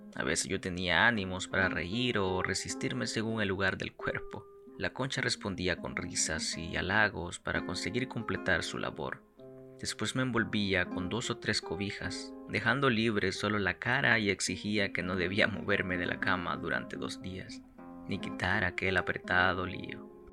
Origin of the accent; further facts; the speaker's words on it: Santiago de María, Usulután, El Salvador; desde la tierra del Salvador, departamento de Usulután, Santiago de María